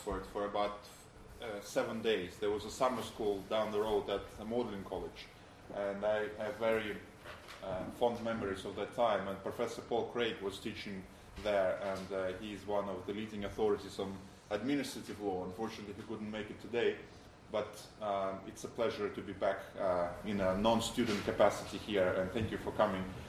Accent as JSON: {"language": "English", "country": "Belarus", "also_born_or_lived": "United States", "moved": "as an adult", "lives_now": "London, United Kingdom", "said": "I come from Belarus originally"}